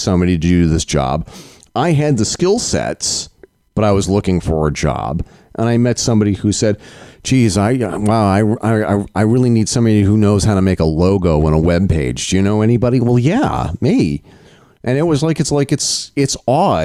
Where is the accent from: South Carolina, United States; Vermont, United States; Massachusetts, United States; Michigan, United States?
Vermont, United States; I'm from Vermont